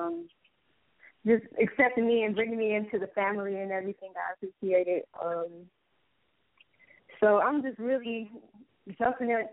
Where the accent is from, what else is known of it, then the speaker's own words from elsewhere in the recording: Detroit, Michigan, United States; I'm 20 years old, you know, born and raised in Detroit.